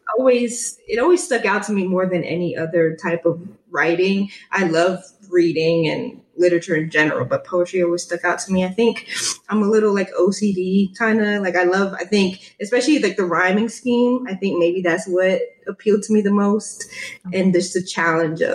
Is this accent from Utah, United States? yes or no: no; New York City, New York, United States; growing up in New York, we listened to a lot of hip hop and stuff like